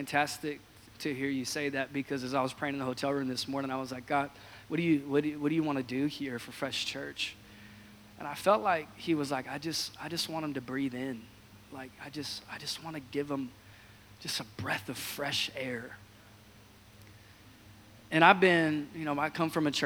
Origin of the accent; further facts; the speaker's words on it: Washington, United States; I hail from the great state of Washington, born and raised in Washington State